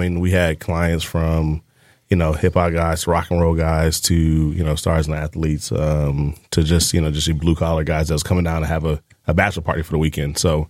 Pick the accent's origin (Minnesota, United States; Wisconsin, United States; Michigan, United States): Michigan, United States; Detroit; moved away; also born or lived in Tampa; Born and raised in Detroit.